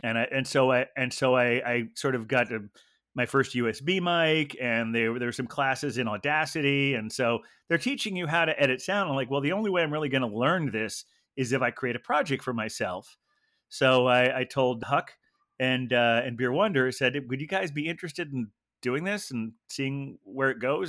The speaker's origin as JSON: {"language": "English", "region": "Ohio", "country": "United States", "tie": "born or raised there", "also_born_or_lived": "Carmel, California / Pacific Grove, California", "said": "second grade was when we moved to Ohio"}